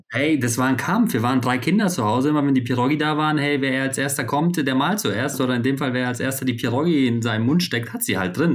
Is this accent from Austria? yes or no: no; Poland; moved away; dass ich gebürtig aus Polen komme